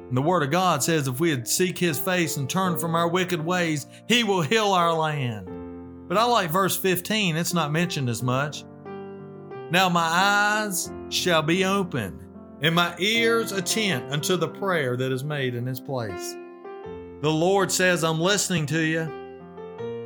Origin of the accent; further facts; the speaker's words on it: United States; as American Bible believing Christians